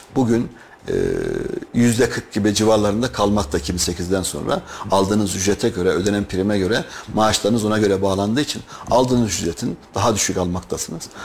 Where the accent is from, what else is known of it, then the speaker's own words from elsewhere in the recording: Kayseri, Kayseri Province, Turkey; Ben Kayseri doğumluyum